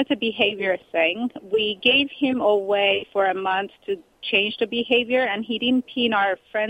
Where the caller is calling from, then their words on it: California, United States; I'm great. From California.